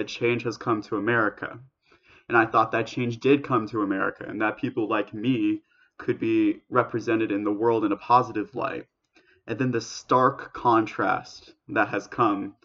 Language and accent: English; United States; American Jewish values